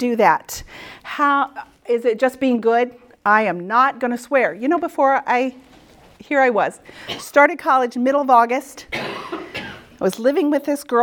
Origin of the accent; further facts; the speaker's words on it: Midwest, United States; moved away as an adult; also born or lived in New England; I'm a Midwesterner